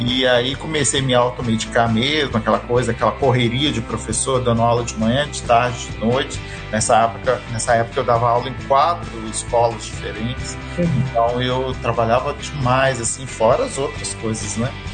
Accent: Resende, Rio de Janeiro, Brazil; Eu sou da cidade de Resende, né? Uhum. No interior do Rio de Janeiro

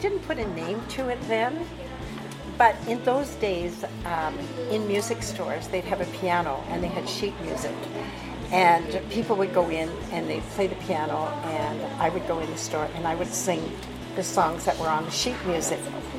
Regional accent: Montreal, Quebec, Canada; born there; now in Victoria, Canada; I was born in 1937 in Montreal.

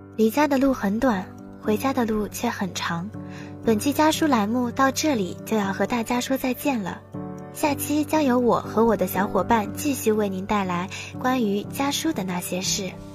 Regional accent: Tiantai, Zhejiang, China; moved away as an adult; now in Nanjing, China; 来自浙江天台。我在南京大学，距离我的家乡四百五十六公里

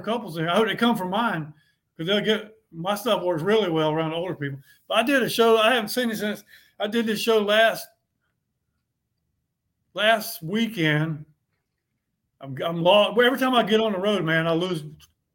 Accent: Bennettsville, South Carolina, United States; moved away; I went to high school there. I grew up there.

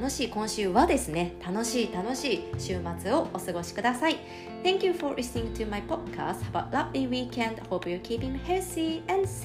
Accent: Osaka, Japan; 私大阪出身なんですけれど7月24と25といえばもう天神祭りというのがね頭の中に頭の全てにインプットされております

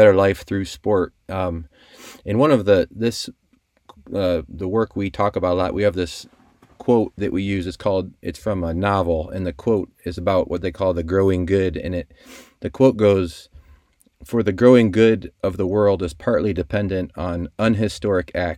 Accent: South Bend, Indiana, United States; I grew up in South Bend, just like a block or two from Notre Dame.

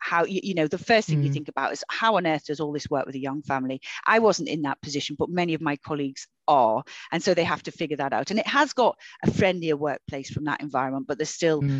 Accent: Liverpool, North West England, United Kingdom; also born or lived in Knowsley; I grew up in Liverpool. You know, I grew up in the 70s and 80s and 90s in Liverpool.

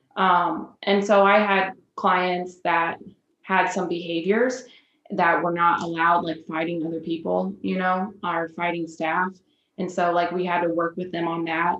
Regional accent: Decatur, Illinois, United States; I'm originally um, from Decatur, Illinois, which is like very much central

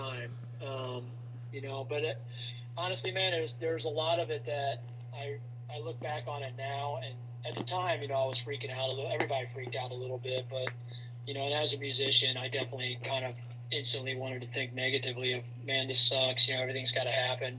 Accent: Fairbury, Illinois, United States; moved away as an adult; also born or lived in Charleston, Illinois / Tuscola, Illinois / Effingham, Illinois / Mattoon, Illinois; now in Atlanta, United States; I grew up in Fairbury, Illinois

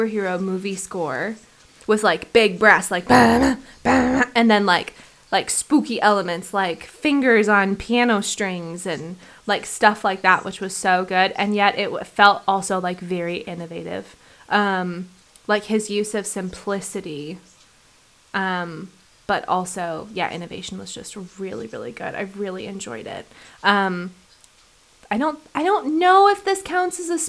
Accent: Oregon, United States; moved away as an adult; also born or lived in Seattle; now in Napier, New Zealand; growing up in Oregon, we had like, you know, like fresh as hell spring water

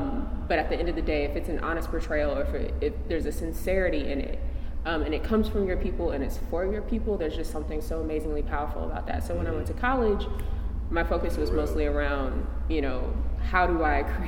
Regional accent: Midwest, United States; Let's see, I come from the Midwest, Upper South.

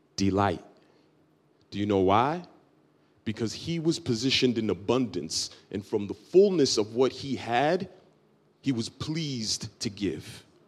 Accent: Dominican Republic; I'm Dominican from, from birth, so I'm from the Dominican Republic.

